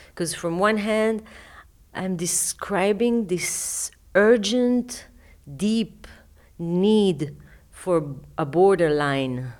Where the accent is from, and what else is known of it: Israel